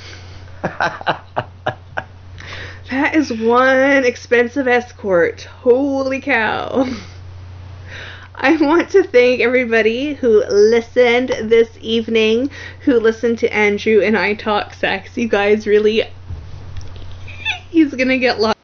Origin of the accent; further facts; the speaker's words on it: Canada; accent: Canuckistani; my crazy Kanakistani accent